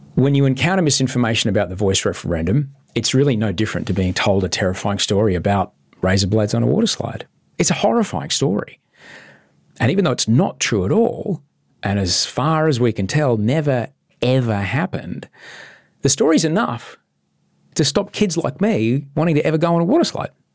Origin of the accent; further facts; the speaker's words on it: Brisbane, Queensland, Australia; I grew up in Brisbane, and growing up there